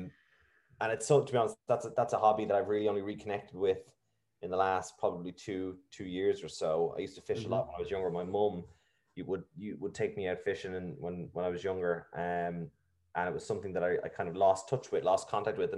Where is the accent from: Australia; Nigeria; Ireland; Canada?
Ireland; Navan, Leinster; also born or lived in Dunshaughlin; I was in two all Irish primary schools, actually. I moved from Dunshaughlin to Navan